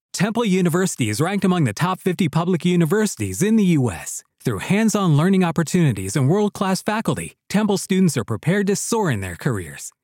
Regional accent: Pearl River, New York, United States; born and raised in Pearl River

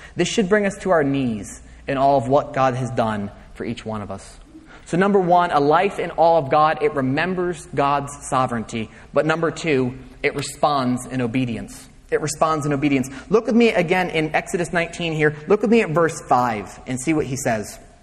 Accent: United States; we, as 21st century Americans

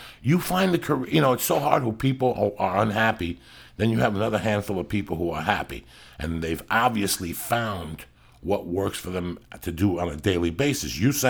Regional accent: North Bergen, New Jersey, United States; moved away; I'm still from North Bergen. It makes me who I am today.

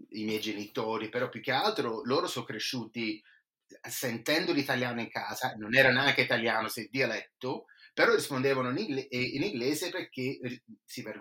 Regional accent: Boston, Massachusetts, United States; Io sono nato e cresciuto qui eh, a Boston, eh, di genitori italoamericani, io sono italoamericano

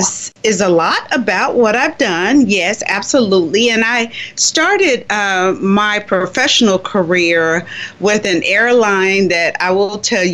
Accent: Miami, Florida, United States; born or raised there

